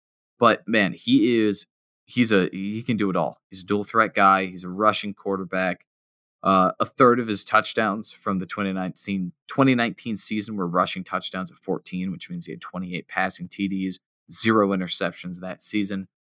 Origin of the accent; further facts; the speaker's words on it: Minnesota, United States; I'm from Minnesota.